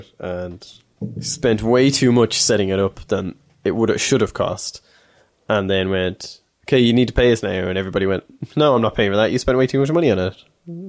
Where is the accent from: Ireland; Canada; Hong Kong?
Ireland